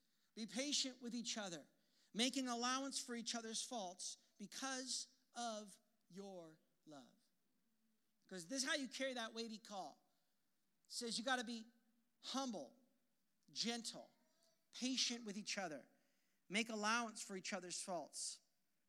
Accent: Portland, Oregon, United States; I'm from Portland, Oregon

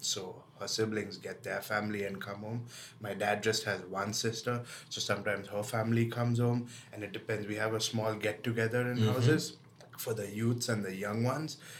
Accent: Mumbai, Maharashtra, India; first language English; moved away as an adult; now in Toronto, Canada; a Catholic community in Mumbai is pretty small

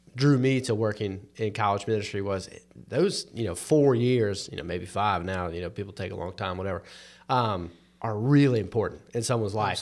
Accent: North Carolina, United States; I'm, I'm not just a Christian 'cause I was born in North Carolina

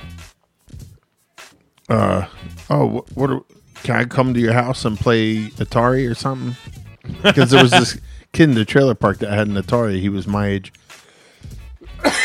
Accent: Ephrata, Pennsylvania, United States; moved away; Originally, the trailer park I grew up in was in Ephrata

